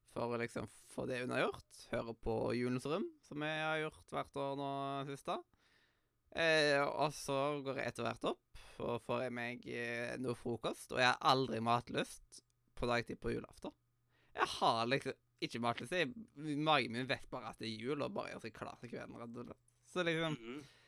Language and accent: Norwegian; Western Norway, Norway; jeg er vestlending